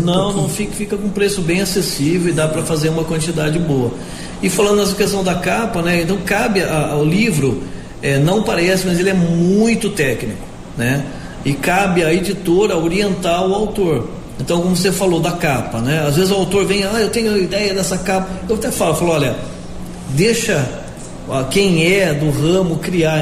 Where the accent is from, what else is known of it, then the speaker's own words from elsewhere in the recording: Piracicaba, São Paulo, Brazil; accent: caipira; moved away; Eu sou do interior do estado de São Paulo, sou de Piracicaba.